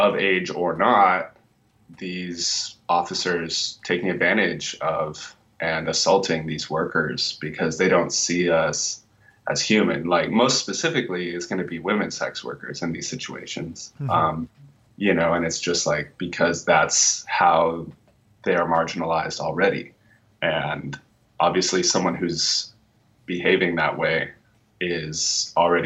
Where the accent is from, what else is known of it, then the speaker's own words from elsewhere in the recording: Nevada, United States; moved away; I'm actually from Nevada